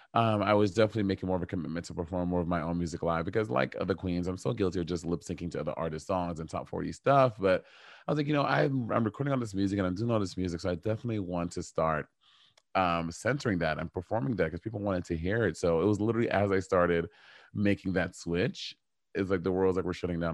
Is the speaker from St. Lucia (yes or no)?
yes; St. Lucia; moved away; my family is from Saint Lucia, and I grew up in Saint Lucia for a big chunk of my life.